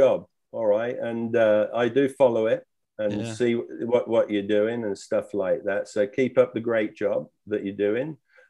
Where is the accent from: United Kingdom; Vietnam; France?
United Kingdom; now in Australia; And what I observed when I came from Britain is that Australia has a winning mentality.